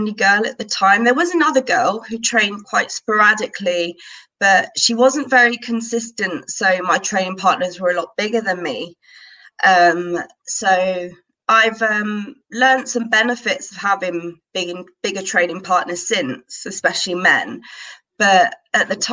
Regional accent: United Kingdom; moved away as an adult; now in Madrid, Spain; I live in Madrid now, but I am obviously, as you can tell by my accent, I am actually British

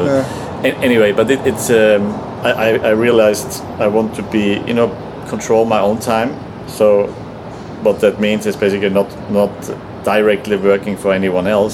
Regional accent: Austria; moved away as an adult; also born or lived in California, United States; now in Lisbon, Portugal; I come from Austria

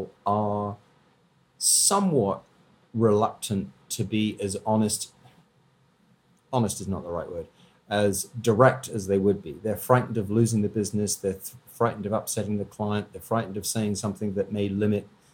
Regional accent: Canada; being a Canadian

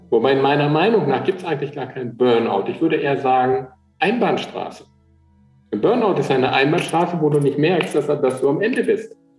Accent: Eickelborn, North Rhine-Westphalia, Germany; bin ja aufgewachsen in Eichelborn

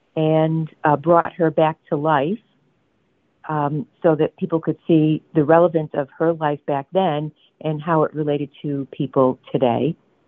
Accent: Connecticut, United States; moved away; I'm originally from Connecticut as well.

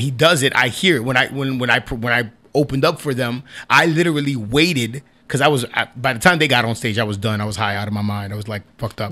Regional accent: New York, United States; I'm a New York artist. Yeah. I'm a New York. I, I was born in New York

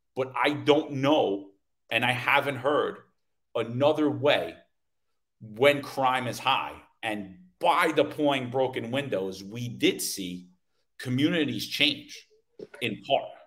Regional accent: New York City, New York, United States; growing up in New York City

